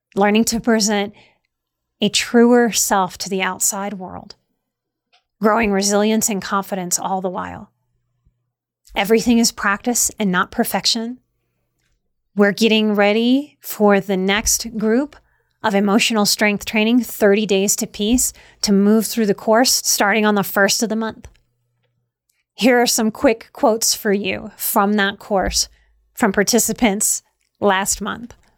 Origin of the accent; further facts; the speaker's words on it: Louisiana, United States; I grew up in Louisiana